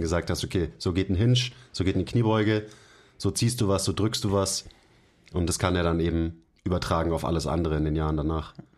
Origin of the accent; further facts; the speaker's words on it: Germany; bei uns in Deutschland